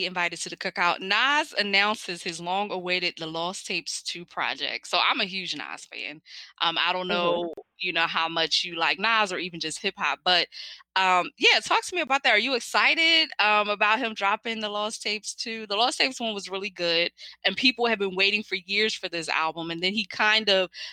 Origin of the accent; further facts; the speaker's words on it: Philadelphia, Pennsylvania, United States; now in Los Angeles, United States; I'm from Philly